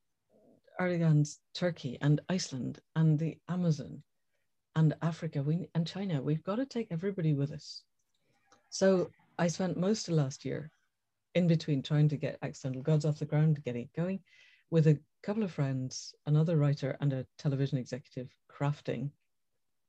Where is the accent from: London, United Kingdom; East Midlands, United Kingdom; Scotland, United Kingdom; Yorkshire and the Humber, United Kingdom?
Scotland, United Kingdom; I was born and brought up in Scotland